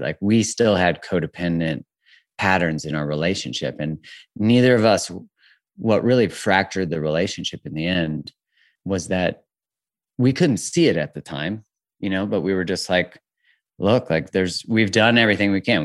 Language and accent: English; Calgary, Alberta, Canada; also born or lived in Vancouver, Canada; I'm 42, and I am from originally in Calgary, Canada.